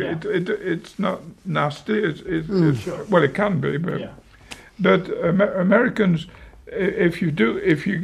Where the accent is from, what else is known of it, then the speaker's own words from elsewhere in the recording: United Kingdom; moved away as an adult; now in United States; being a Brit myself